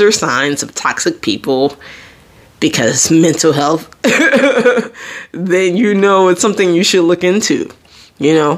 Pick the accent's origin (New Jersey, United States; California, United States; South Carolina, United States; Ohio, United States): New Jersey, United States; I'm from Jersey